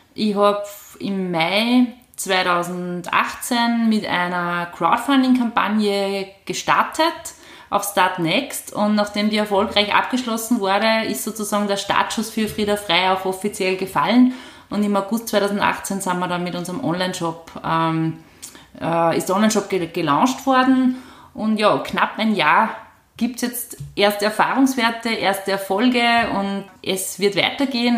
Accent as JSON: {"language": "German", "region": "Upper Austria", "country": "Austria", "tie": "born or raised there", "also_born_or_lived": "Vienna / Wels area", "said": "ich bin eine gebürtige Oberösterreicherin, ähm, bin nach der Matura nach Wien gegangen"}